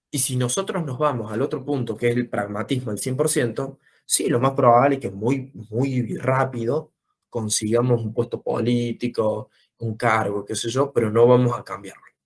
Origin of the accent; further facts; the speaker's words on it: Córdoba, Argentina; nací en Córdoba, vivo en Córdoba desde siempre, eh, en el barrio del Verde